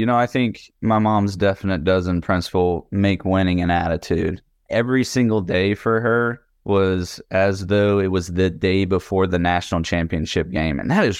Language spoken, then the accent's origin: English; Tennessee, United States; We grew up on the Tennessee River.